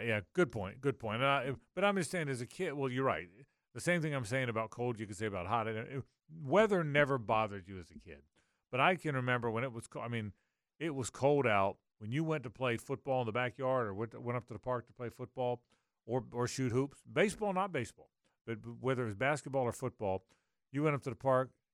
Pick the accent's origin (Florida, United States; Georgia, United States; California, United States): Florida, United States; Jacksonville; I grew up here in Jacksonville